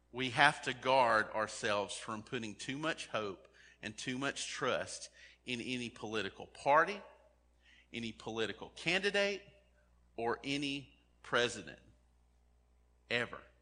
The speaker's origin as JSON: {"language": "English", "country": "United States"}